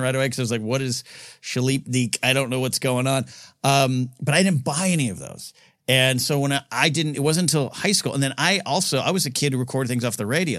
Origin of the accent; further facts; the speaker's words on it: Grover Beach, California, United States; It turns into Grover Beach for those who keep score at home and live in my hometown area.